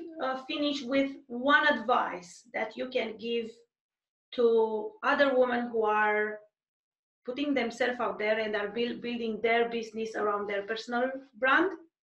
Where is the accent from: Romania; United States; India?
Romania; English is a second language; moved away; we are both Romanian